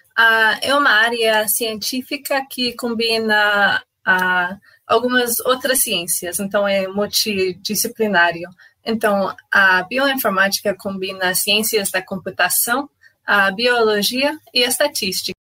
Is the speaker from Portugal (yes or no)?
no; Canada; Portuguese is a second language; moved away as an adult; now in Brazil; eu sou canadense. Ah, ah, sim, eu, eu me mudei para o Brasil ah, um ano atrás